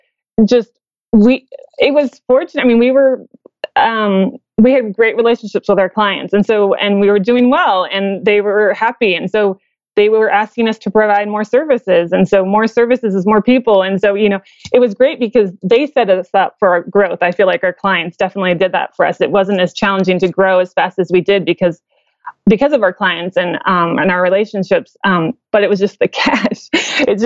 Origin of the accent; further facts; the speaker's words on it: Midwest, United States; I'm from the Midwest